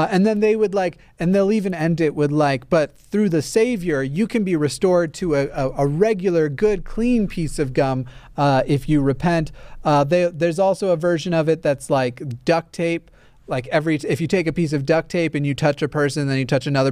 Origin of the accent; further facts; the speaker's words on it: the South, United States; moved away; I grew up in the South, or at least I spent a number of years in the South